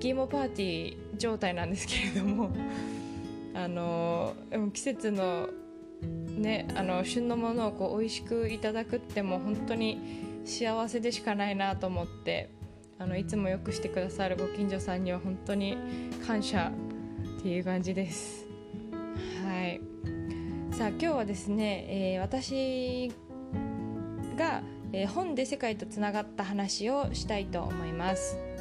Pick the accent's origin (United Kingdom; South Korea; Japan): Japan; now in Silicon Valley, United States; 日本出身